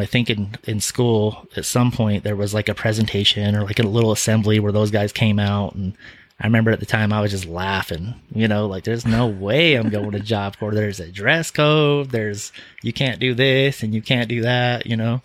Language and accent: English; Salt Lake City, Utah, United States; born or raised there